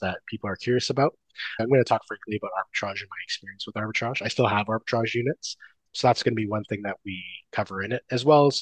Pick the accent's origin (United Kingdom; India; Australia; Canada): Canada; I am Canadian STR guy